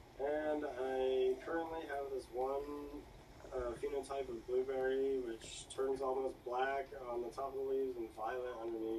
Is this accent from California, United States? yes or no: yes; Tahoe, California, United States; also born or lived in Placerville, California; I guess I was born in Placerville, California, up north. Grew up in Tahoe. Moved around a lot.